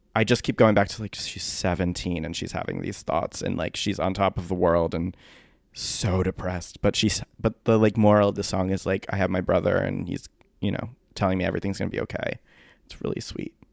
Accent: Milford, Connecticut, United States; my hometown of Milford, Connecticut

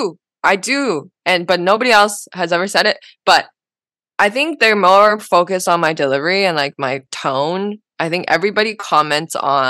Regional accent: Shanghai, China; now in Vancouver, Canada; Like I watched it, ever since I moved from Shanghai. So, it was like a big deal. It was a big moment. And so I went back to Vancouver and I started doing like actual shows

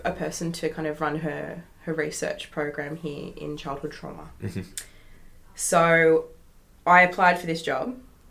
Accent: New South Wales, Australia; now in Western Australia, Australia; I've got some on the other side of the country because I'm from New South Wales.

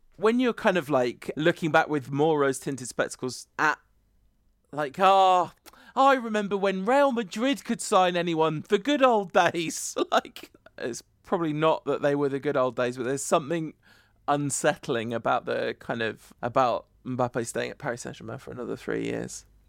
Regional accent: United Kingdom; we're British

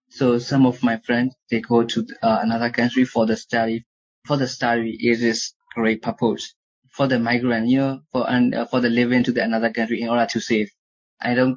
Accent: Sagaing Region, Myanmar; English is a second language; moved away as an adult; I want to go to the my village, my hometown.

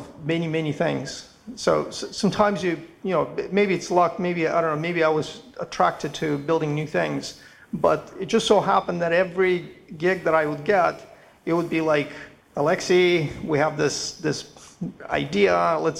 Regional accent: Moscow, Russia; moved away as an adult; now in Montreal, Canada; studying maths and physics in Moscow, because I'm originally from Moscow, from Russian.

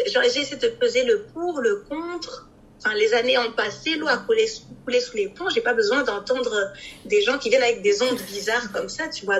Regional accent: Brussels, Brussels-Capital Region, Belgium; Je suis née et j'ai grandi ici à Bruxelles.

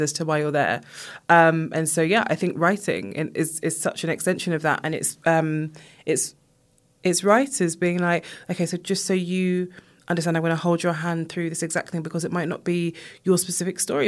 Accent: England, United Kingdom; I was born here, my family from Jamaica

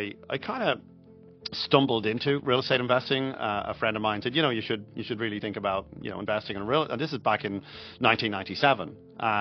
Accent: Ireland; growing up in Ireland, I wasn't from a poor family.

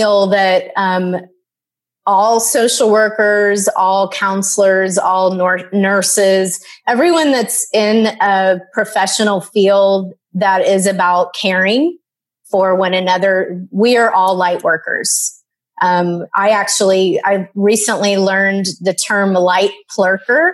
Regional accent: Dallas, Texas, United States; I grew up in Dallas, Texas.

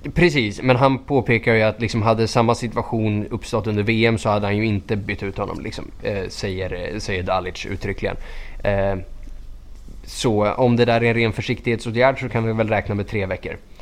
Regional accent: Skogås, Stockholm County, Sweden; jag är från Skogås

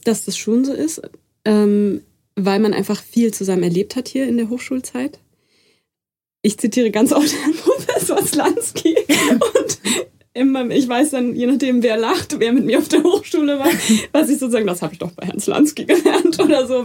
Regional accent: Munich, Bavaria, Germany; ich bin in München aufgewachsen

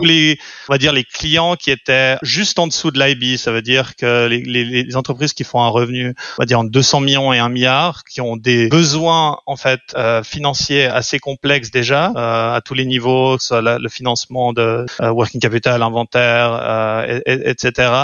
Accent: French-speaking Switzerland, Romandy, Switzerland; also born or lived in London; je suis suisse roman

